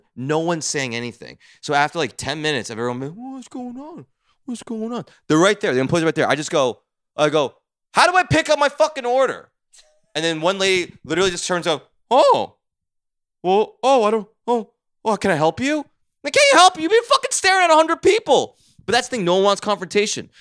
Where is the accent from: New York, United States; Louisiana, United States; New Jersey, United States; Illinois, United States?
New Jersey, United States; I'm from Jersey.